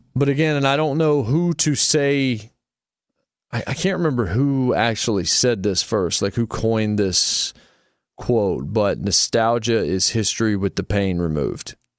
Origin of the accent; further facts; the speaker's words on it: Martinsville, Virginia, United States; I grew up in Martinsville, Virginia, a very small town.